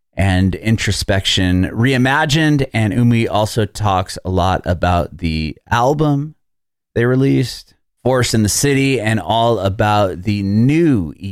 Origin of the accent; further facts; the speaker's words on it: San Diego, California, United States; moved away as an adult; now in Nashville, United States; I'm from San Diego